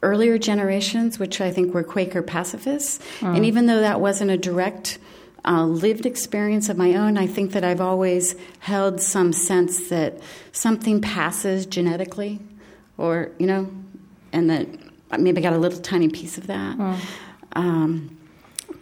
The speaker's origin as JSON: {"language": "English", "region": "Midwest", "country": "United States", "tie": "born or raised there", "said": "I grew up in the Midwest"}